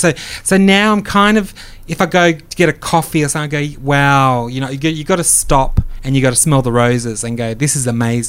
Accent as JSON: {"language": "English", "town": "Perth", "region": "Western Australia", "country": "Australia", "said": "I came from Perth."}